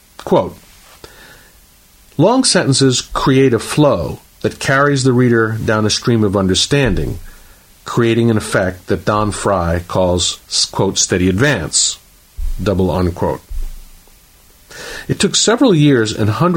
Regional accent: St. Petersburg, Florida, United States; my hometown of St. Petersburg, Florida.

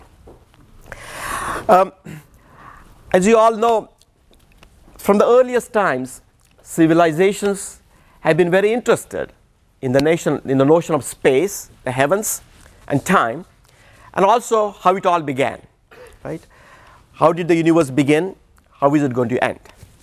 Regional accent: India; moved away; I come from India, and we have a fatal flaw, which is to speak too fast.

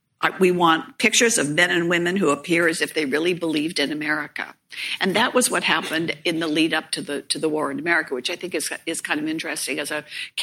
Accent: United States; So I'm the American side of this discussion.

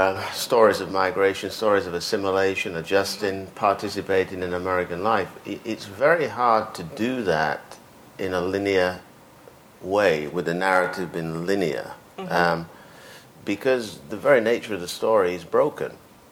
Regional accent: United Kingdom; I grew up in Britain. Whether Britain likes it or not, it's responsible for me.

